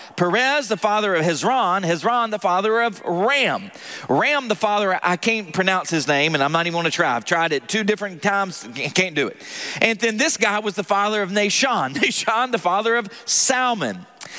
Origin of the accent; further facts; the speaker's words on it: the South, United States; accent: Southern; as I read the genealogy of Jesus with my southern accent, you cannot make fun of the way I pronounce some of these words, okay?